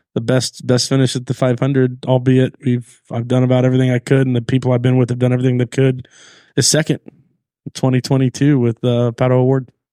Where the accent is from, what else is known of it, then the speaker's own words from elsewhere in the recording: Long Beach, California, United States; I'm from North Long Beach, California